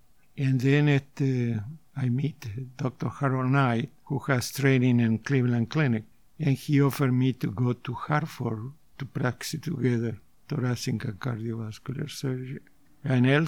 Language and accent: English; Buenos Aires, Argentina; moved away as an adult; I came from Buenos Aires. And I came to this country by accident.